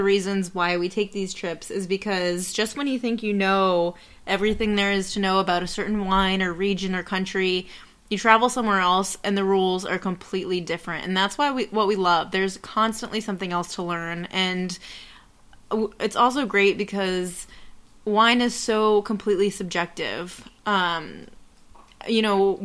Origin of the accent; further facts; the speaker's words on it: Orlando, Florida, United States; we're from Orlando, Florida